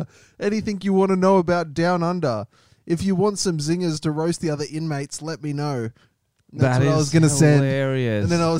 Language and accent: English; Australia; I'm an Australian comedian